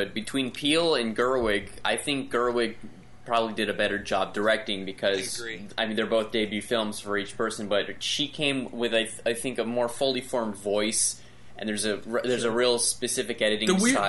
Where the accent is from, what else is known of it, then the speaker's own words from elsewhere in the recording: California, United States; I'm from Southern California. I don't know anything about the North.